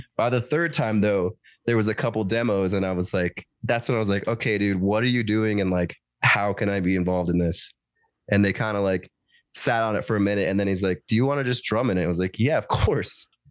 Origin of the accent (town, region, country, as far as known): Denver, Colorado, United States; born or raised there